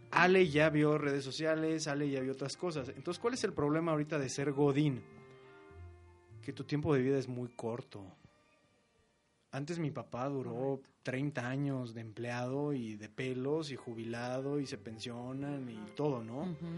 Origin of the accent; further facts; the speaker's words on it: Mexico; somos así los mexicanos